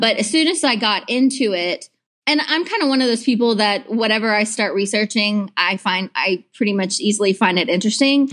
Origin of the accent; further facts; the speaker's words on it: Clarksville, Tennessee, United States; moved away as an adult; now in Chattanooga, United States; I'm originally from Middle Tennessee, Clarksville